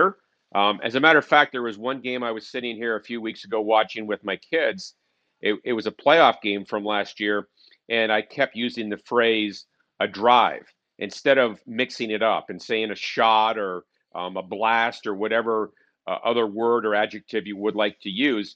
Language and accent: English; Ottawa, Ontario, Canada; now in St. Louis, United States; I was born in Ottawa, Ontario as well